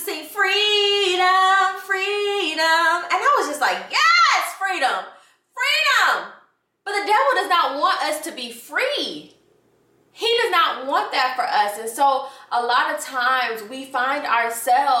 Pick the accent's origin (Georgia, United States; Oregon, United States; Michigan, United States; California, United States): Georgia, United States; Atlanta; I grew up in Atlanta